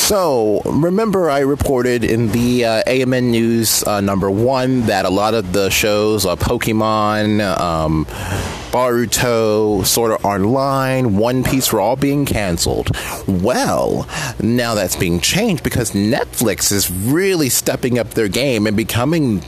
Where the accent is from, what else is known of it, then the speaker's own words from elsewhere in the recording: Pennsylvania, United States; my home state